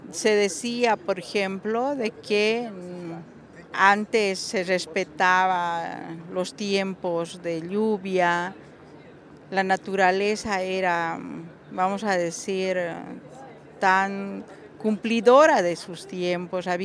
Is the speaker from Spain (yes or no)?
no; Bolivia; soy aymara de, de Bolivia Em, bueno, Bolivia como país somos una mayoría indígena